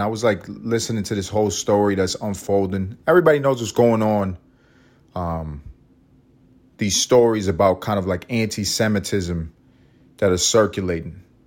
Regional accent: New York City, New York, United States; I grew up in Harlem

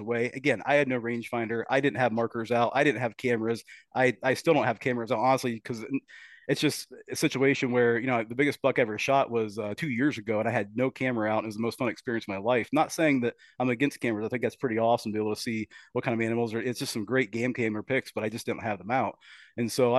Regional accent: Killbuck, Ohio, United States; grew up on a farm, Kilbuck, Ohio

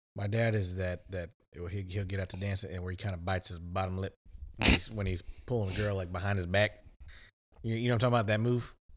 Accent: Pflugerville, Texas, United States; also born or lived in Austin, Texas; I came from Austin. I went back to Austin School District for fifth grade with hood rats

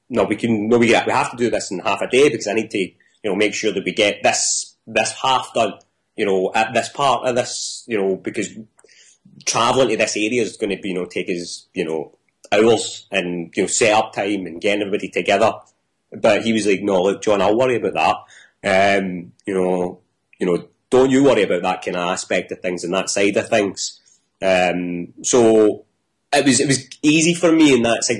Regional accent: Coatbridge, Scotland, United Kingdom; I'm from Coatbridge

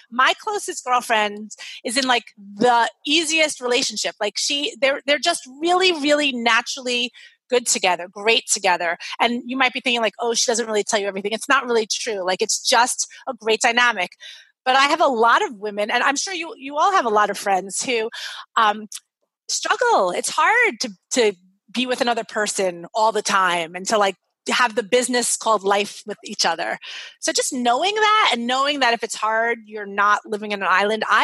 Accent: Brooklyn, New York, United States; He's like from rural Maine. I'm from Brooklyn, New York.

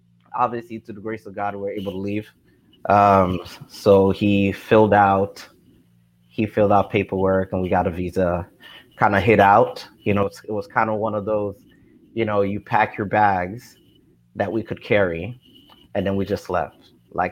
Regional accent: Haiti; now in United States; I was originally born from Haiti, and we came here in 86.

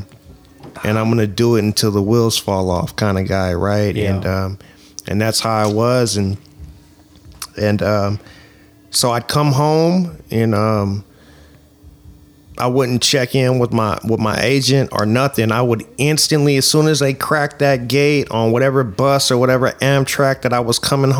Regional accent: Oakland, California, United States; growing up in East Oakland

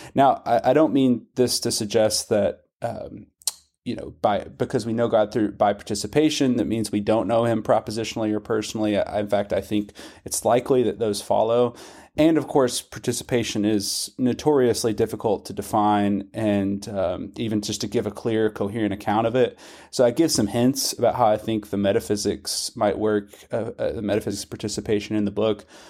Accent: Western Kentucky, United States; also born or lived in Scotland; I grew up in Western Kentucky. I've lived in Kentucky my whole life, except for the brief stint in Scotland

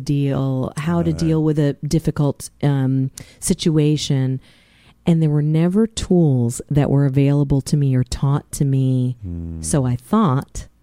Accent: Mount Vernon, Virginia, United States; I grew up in the Washington, D.C. area in Mount Vernon, in particular

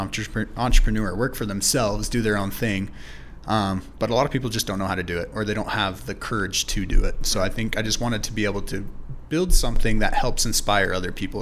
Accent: Idaho Falls, Idaho, United States; also born or lived in California; I grew up here in Idaho Falls. I wasn't born here. I was born in California, but I grew up most of my life here in Idaho Falls

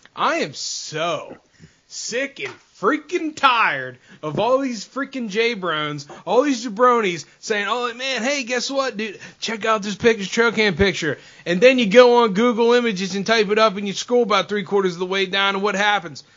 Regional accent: Northeast, United States; I grew up on the Northeast

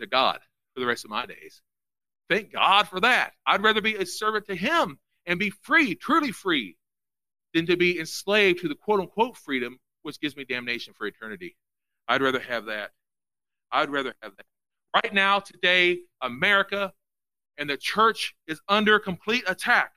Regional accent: United States; I'm a Christian first. I'm an American second.

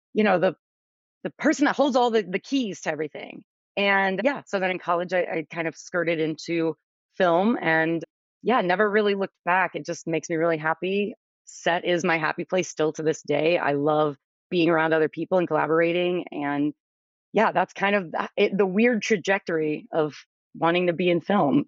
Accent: New Orleans, Louisiana, United States; I'm originally from New Orleans

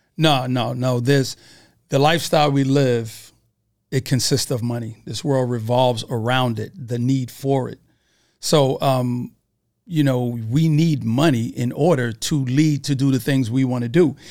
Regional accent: New York City, New York, United States; from Brooklyn, New York

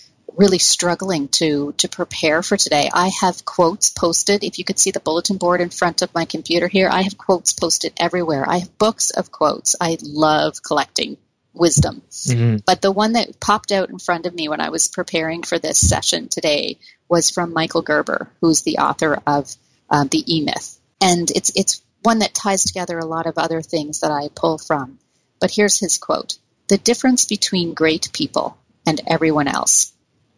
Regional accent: Canada; we're Canadian

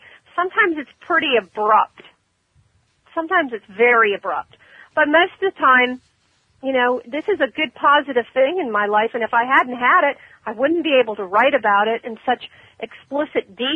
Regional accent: Ormond Beach, Florida, United States; That's my hometown, Ormond

